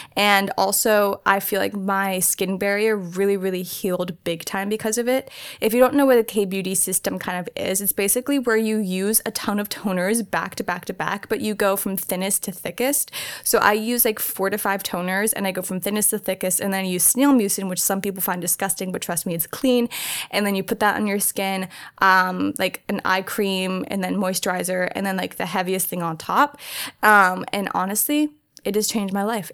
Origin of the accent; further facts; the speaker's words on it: New Jersey, United States; moved away as an adult; now in Orange County, United States; very small town in New Jersey. I grew up there pretty much my entire life, well, all my life